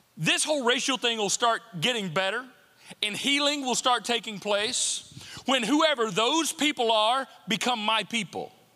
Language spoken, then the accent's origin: English; United States; I'm an American and I'm grateful to be an American